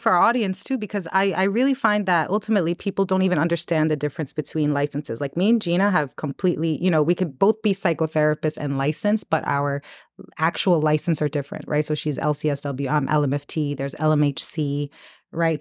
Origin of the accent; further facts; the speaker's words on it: New York City, New York, United States; growing up in New York